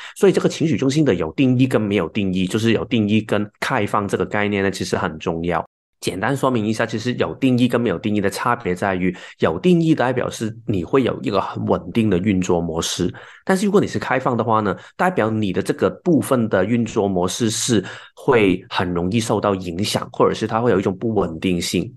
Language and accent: Chinese; Hong Kong; now in Taiwan; 我是香港来的，然后现在住在台湾的朋友